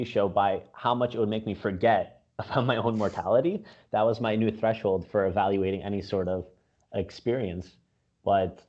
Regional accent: Windsor, Ontario, Canada; also born or lived in Bosnia; now in Toronto, Canada; I grew up in Windsor

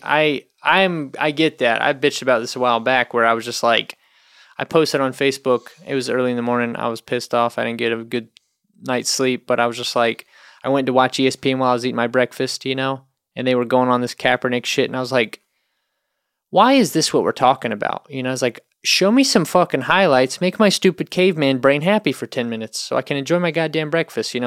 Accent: North Carolina, United States; I'm from North Carolina

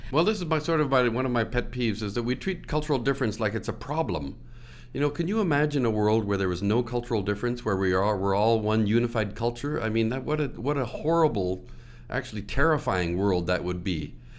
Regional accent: Ottawa, Ontario, Canada; moved away as an adult; I grew up in Ottawa

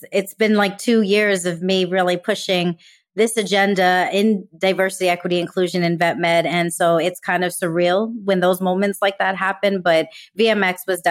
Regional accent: New York City, New York, United States; growing up in New York City

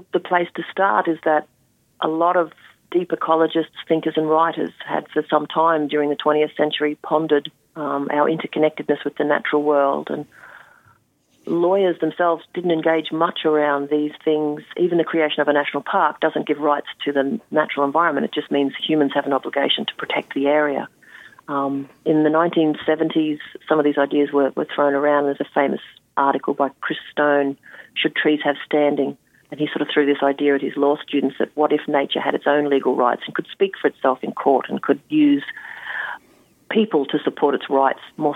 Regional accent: Australia; as an Australian

